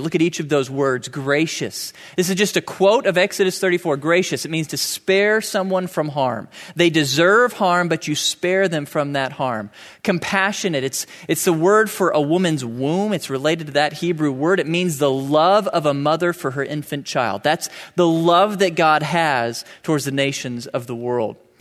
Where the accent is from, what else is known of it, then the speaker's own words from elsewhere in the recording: United States; I'm an American